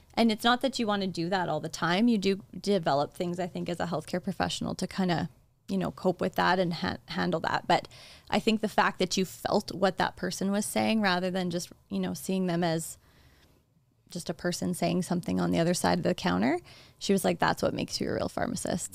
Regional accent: Saskatchewan, Canada; I was practicing in, in Saskatchewan in my hometown

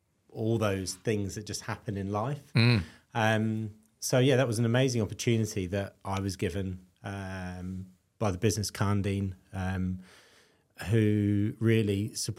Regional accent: London, United Kingdom; also born or lived in South Wales; now in Australia; So originally West London, but moved all around the UK. So West London, East London, and then out into the sticks, and then ended up at university in South Wales

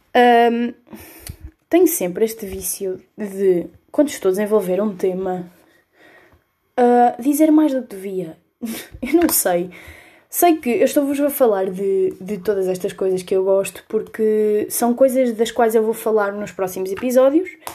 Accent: Coimbra, Centro, Portugal; eu sou de Coimbra, tenho 17 anos

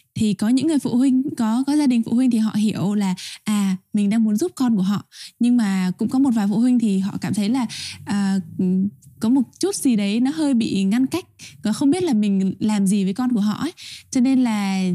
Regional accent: Vietnam; moved away; người con của giáo sứ Tân Hải, giáo phận Long Xuyên

